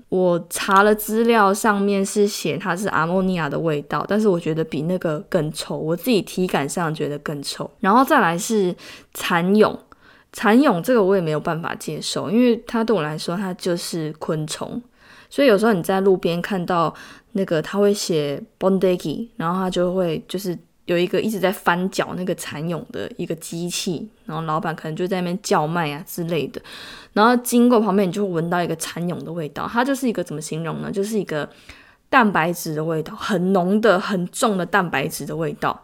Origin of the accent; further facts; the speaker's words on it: Tainan, Taiwan; moved away as an adult; now in South Korea; 因为我是台南人